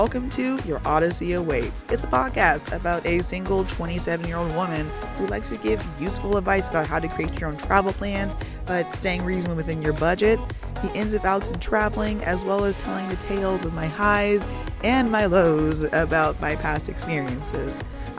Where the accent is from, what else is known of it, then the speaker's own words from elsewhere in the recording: Tyler, Texas, United States; So I was born and raised in Tyler, Texas. That's in the East Texas area. So do I have the typical, stereotypical Texas accent? No, unfortunately.